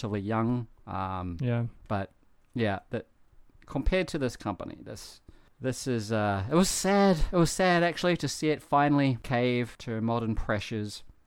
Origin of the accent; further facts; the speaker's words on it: New Zealand; now in Japan; growing up in New Zealand